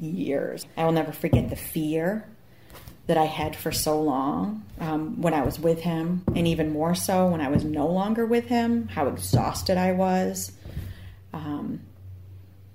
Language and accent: English; Maine, United States; I'm from Maine, obviously, you can tell by my accent